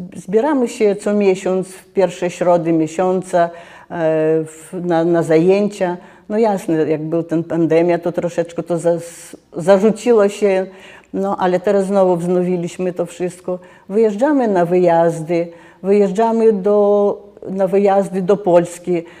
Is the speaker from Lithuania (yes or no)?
yes; Lithuania; jestem z Litwy